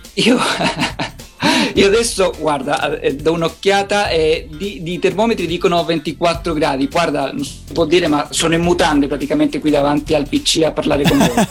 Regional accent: Italy; now in Valparaiso, Chile; io sono nato qui in Cile, poi in realtà sono anche italiano, ho vissuto vissuto eh, con la mia famiglia in Italia da quando avevo 9 anni

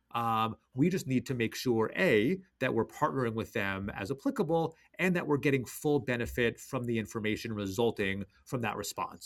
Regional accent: Washington, District of Columbia, United States; my hometown Wizards

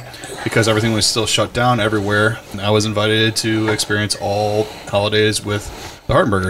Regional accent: Chicago, Illinois, United States; moved away as an adult; now in Paso Robles, United States; Since I am from Chicago and I can't always go home

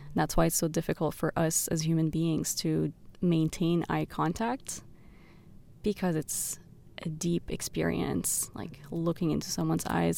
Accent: Beirut, Beirut Governorate, Lebanon; the streets of Beirut, where I grew up

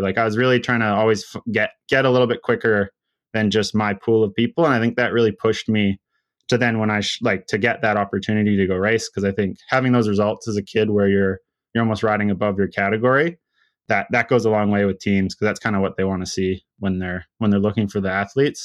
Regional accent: Sunshine Coast, outside of Vancouver, British Columbia, Canada; I grew up on like the Sunshine Coast. It's just kind of a little, it's a community outside of Seashell

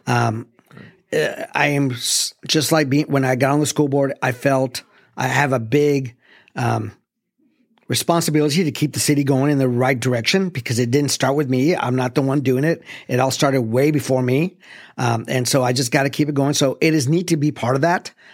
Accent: El Paso, Texas, United States; now in Arlington, United States; I grew up in the Lower Valley, uh, which is, you know, near Saleta.

